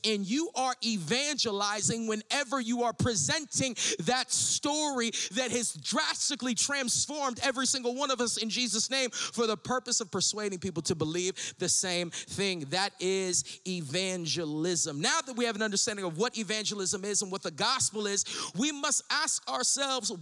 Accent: Corona, California, United States; I was raised in the Pentecostal church in Corona, California

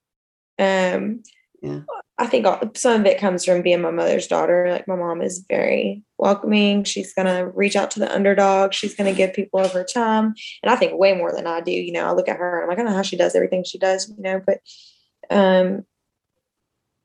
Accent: Kentucky, United States; moved away as an adult; also born or lived in Alabama / Florida; now in Austin, United States; I'm from Kentucky. And so before I moved here, I lived in Kentucky till I was 18

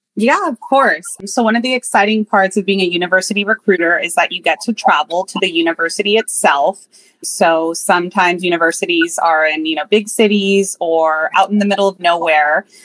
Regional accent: the Peninsula, Bay Area, California, United States; I grew up in the peninsula in the Bay Area, born and raised

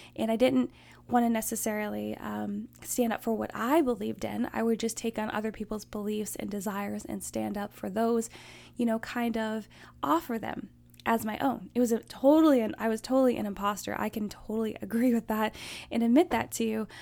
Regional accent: Alaska, United States; I grew up in Alaska

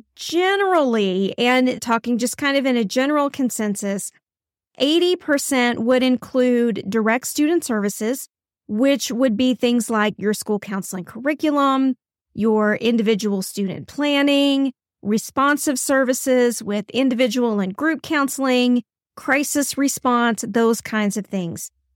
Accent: Texas, United States; here in my home state of Texas

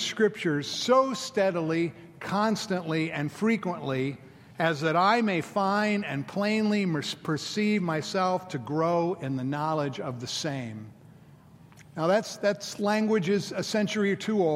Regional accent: Florida, United States; now in Memphis, United States; I'm from Florida. There's 7-Elevens on every corner. And so I grew up, with the convenience store 7-Eleven

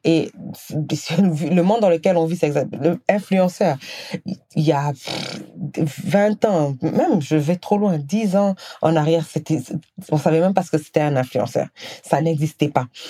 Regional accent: Senegal; moved away as an adult; also born or lived in Guinea; now in Canada; je, suis née, j'ai grandi au Sénégal, j'ai vécu quelques années en Guinée, et euh, ensuite j'ai déménagé au Canada

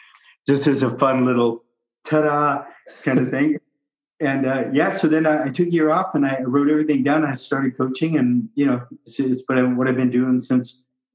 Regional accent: Southern California, United States; moved away as an adult; also born or lived in Maui, Hawaii; now in Discovery Bay, United States; I was in Southern California

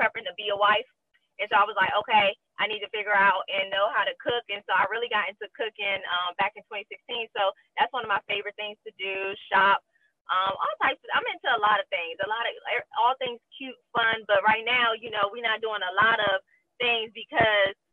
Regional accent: Prince George's County, Maryland, United States; moved away as an adult; also born or lived in Washington, D.C. / California; now in Louisiana, United States; I am from PG County, Maryland, 301

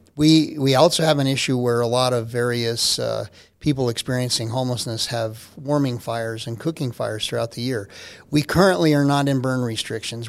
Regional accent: Albuquerque, New Mexico, United States; moved away as an adult; also born or lived in Oklahoma / Corpus Christi, Texas; now in Colorado Springs, United States; I'm from Albuquerque

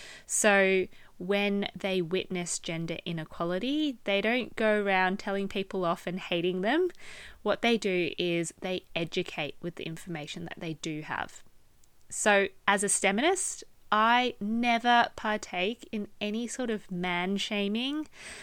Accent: Melbourne, Victoria, Australia; also born or lived in Hong Kong; now in Bristol, United Kingdom; I am from Melbourne, Australia. I lived there for most of my life. I was actually born in Hong Kong, spent the first, 8 months of my life there, so it's not a big memory of mine. And now I live in Bristol in the UK

